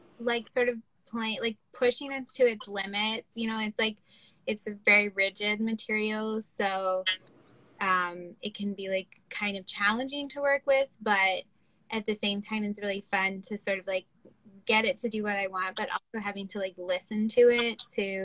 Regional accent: Baltimore, Maryland, United States; I'm from Baltimore

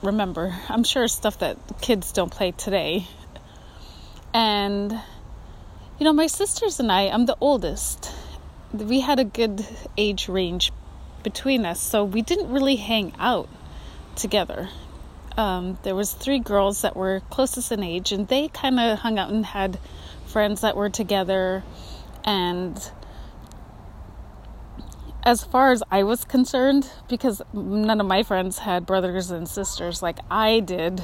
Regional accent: Kotzebue, Alaska, United States; now in Pacific Northwest, United States; As an Alaska native growing up in Kotzebue

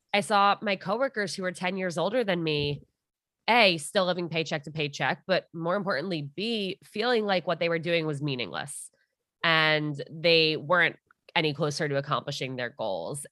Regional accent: Armonk, New York, United States; I'm from Armagh.

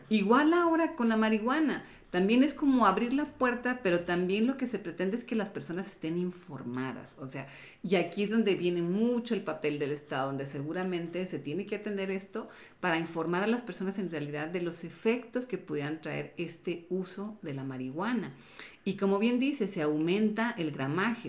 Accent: Mexico; como jóvenes, como mexicanos

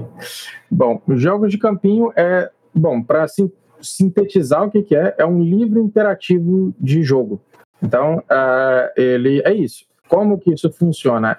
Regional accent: Colatina, Espírito Santo, Brazil; nós somos do Espírito Santo, eu e Wesley, na verdade, não somos só do Espírito Santo, como da mesma cidade, Colatina

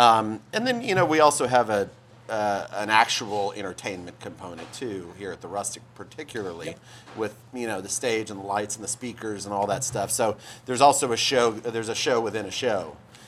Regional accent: Houston, Texas, United States; also born or lived in New Mexico / Dallas; I was born in New Mexico. All my family is out on the West Coast, but I went to high school in Houston, moved to Houston for high school, and then college in Dallas at SMU

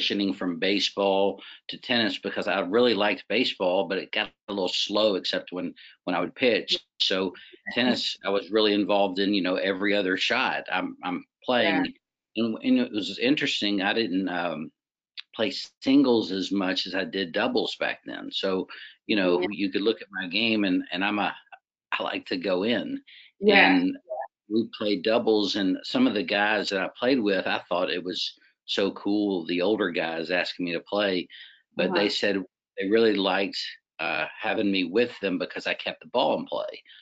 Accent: Richmond, Virginia, United States; born or raised there; also born or lived in Waynesboro, Virginia

